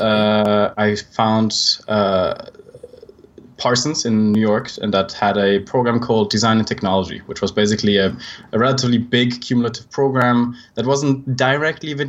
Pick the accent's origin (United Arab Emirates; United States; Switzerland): Switzerland; accent: Swiss; I'm actually Swiss, which you can probably tell by my accent.